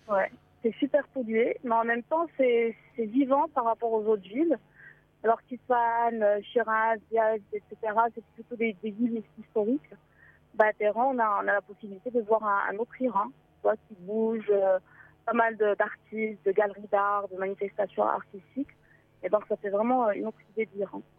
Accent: Casablanca, Casablanca-Settat, Morocco; je suis marocaine d'origine. Enfin, j'ai toujours euh, vécu au Maroc

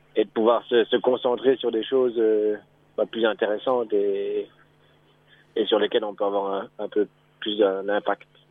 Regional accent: Belgium; moved away as an adult; also born or lived in Mauritius; now in Seychelles; ça fait trois ans maintenant que que oui, j'ai quitté la Belgique

